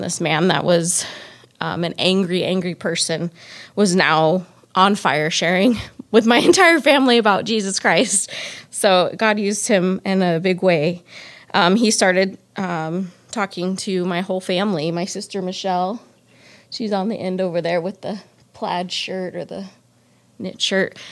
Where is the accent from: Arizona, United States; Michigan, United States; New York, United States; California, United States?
Arizona, United States; Phoenix; moved away; I was born and raised in Phoenix, Arizona.